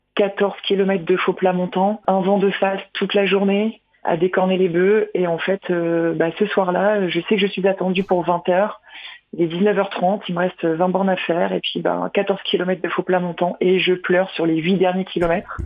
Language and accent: French; Nord, Hauts-de-France, France; moved away; je suis du Nord